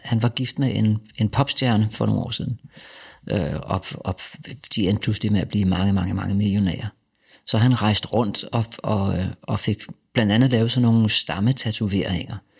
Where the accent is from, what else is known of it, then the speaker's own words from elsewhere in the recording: Denmark; also born or lived in Vesterbro, Copenhagen; som dansker